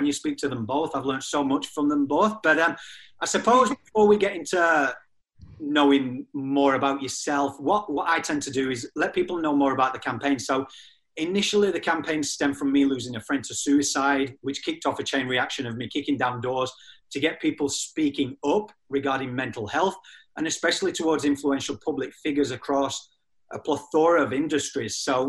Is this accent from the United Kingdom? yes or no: yes; England, United Kingdom; moved away; also born or lived in Australia